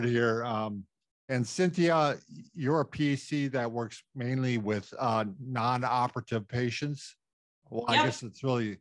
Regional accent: Norwood Young America, Minnesota, United States; I'm from Norwood, Young America

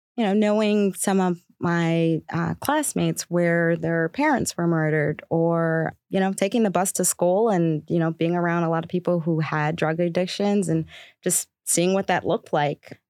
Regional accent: Baltimore, Maryland, United States; I grew up in Baltimore

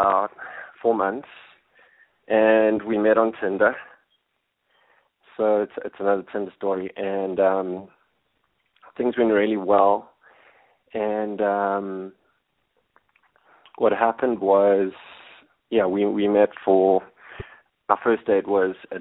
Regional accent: Johannesburg, Gauteng, South Africa; I'm from Johannesburg in South Africa, and I'm 31

